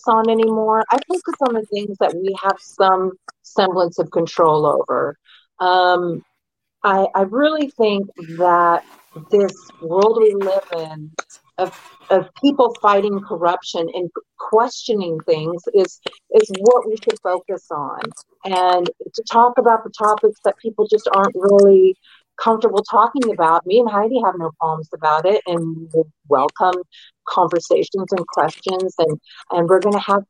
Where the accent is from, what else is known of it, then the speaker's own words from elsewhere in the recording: the South, United States; moved away; I was raised in the South for a good number of years